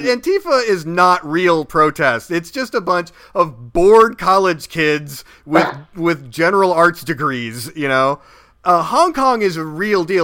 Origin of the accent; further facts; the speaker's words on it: Springfield, Missouri, United States; that kid in springfield missouri my hometown